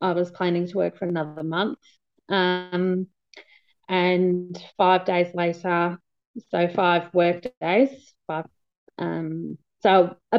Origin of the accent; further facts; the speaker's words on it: Ballarat, Victoria, Australia; I'm from Ballarat